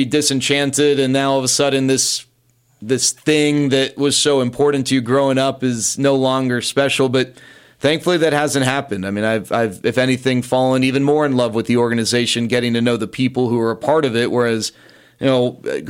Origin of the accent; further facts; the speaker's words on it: Dallas, Texas, United States; also born or lived in Los Angeles, California; I grew up in Dallas, went to Green Hill, and then went to USC.